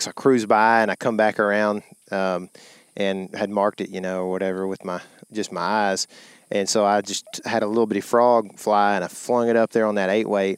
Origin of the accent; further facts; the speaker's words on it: Lake Fork, Texas, United States; we grew up on Fork